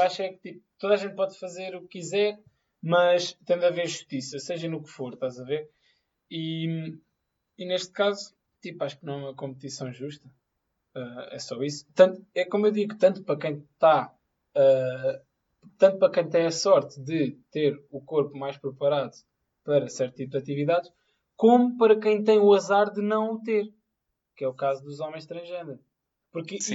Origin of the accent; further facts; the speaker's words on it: Madorna, Lisbon, Portugal; eu sou da Madorna